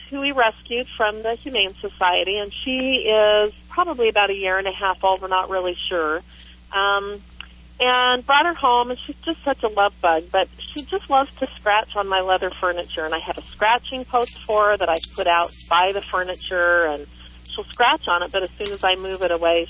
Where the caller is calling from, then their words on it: Klamath Falls, Oregon, United States; I'm from Klamath Falls, Oregon.